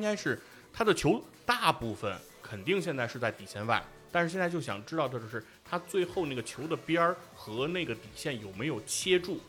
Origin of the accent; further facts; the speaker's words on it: China; 我们中国人